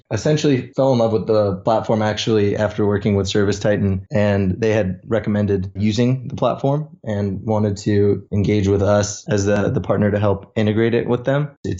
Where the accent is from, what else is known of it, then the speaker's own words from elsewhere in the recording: California, United States; also born or lived in Toronto, Canada; I was born in Toronto, Canada, made my way over to sunny California when I was about 5 years old. You could say I'm a California boy.